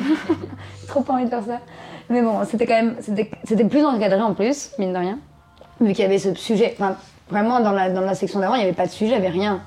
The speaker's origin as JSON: {"language": "French", "town": "Arcueil", "region": "Île-de-France", "country": "France", "tie": "born or raised there", "moved": "as an adult", "lives_now": "Bagnolet, France", "said": "J'ai grandi à Arcueil, dans le 94, dans le sud, euh, banlieue sud"}